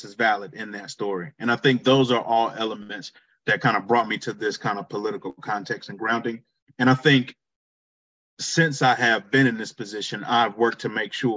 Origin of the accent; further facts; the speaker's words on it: Sampson County, North Carolina, United States; growing up in North Carolina with connections to this soil that go all the way back to slavery